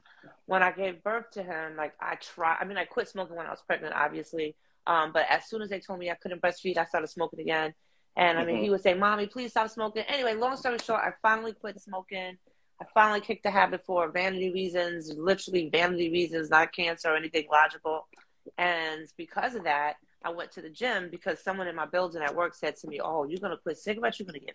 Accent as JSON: {"language": "English", "town": "Harlem", "region": "New York", "country": "United States", "tie": "born or raised there", "said": "This is where I'm from. This is where I'm from, baby."}